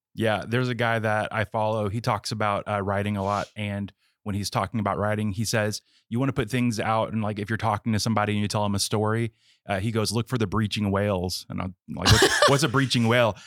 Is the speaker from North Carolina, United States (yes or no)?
no; West Palm Beach, Florida, United States; I grew up in the West Palm Beach area